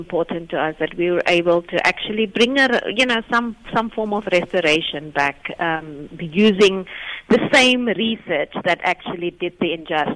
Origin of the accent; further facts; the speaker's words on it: Northern Cape, South Africa; moved away; I am from the Northern Cape originally